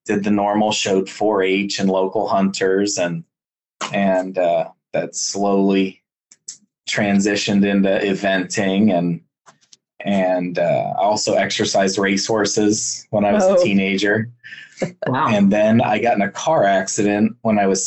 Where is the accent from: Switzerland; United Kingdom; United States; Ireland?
United States; Bethlehem, Pennsylvania; I grew up, born and raised in Pennsylvania, born in Bethlehem, Pennsylvania